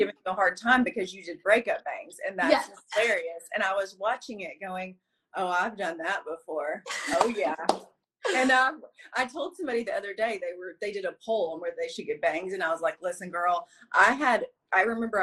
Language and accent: English; the South, United States; I grew up in the South with nothing.